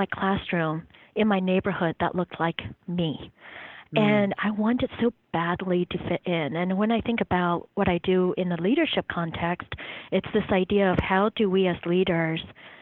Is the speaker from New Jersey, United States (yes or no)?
yes; South Jersey Shore, New Jersey, United States; also born or lived in Taiwan; now in Durham, United States; I grew up in New Jersey, or Jersey, on the South Jersey Shore